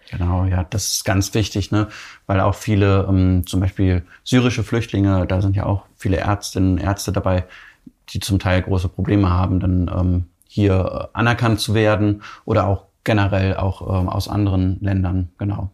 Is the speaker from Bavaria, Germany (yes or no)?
no; Cologne, North Rhine-Westphalia, Germany; wir kommen ja beide hier aus Köln